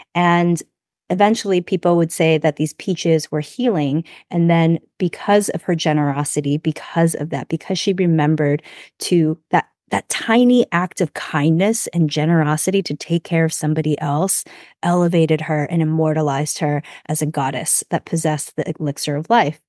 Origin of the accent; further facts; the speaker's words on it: United States; I grew up here, so I'm very American